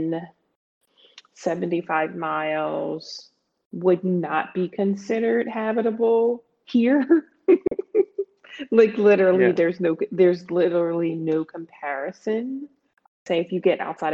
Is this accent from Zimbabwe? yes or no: no; Pennsylvania, United States; also born or lived in greater New York area; I'm from the greater New York area. I'm from Pennsylvania.